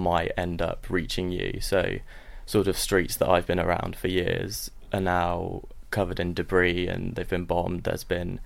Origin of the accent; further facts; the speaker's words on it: Essex, East of England, United Kingdom; also born or lived in Stockholm, Sweden; was born in Stockholm and then we moved to England when I was 1 year old. Whilst I live in Essex, I'm from Sweden and Kurdistan